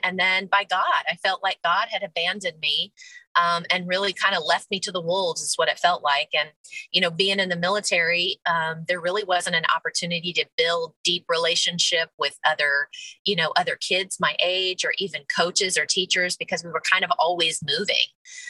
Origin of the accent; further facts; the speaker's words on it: Clarksville, Tennessee, United States; but we're from Clarksville area. My husband and I both are Army brats whose dad's retired here. So this is definitely home for us.